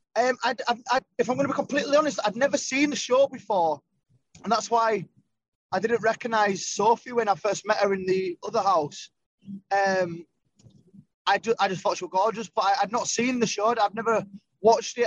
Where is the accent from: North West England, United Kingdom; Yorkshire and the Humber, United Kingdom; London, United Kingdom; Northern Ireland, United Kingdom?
Yorkshire and the Humber, United Kingdom; Leeds; I'm from Leeds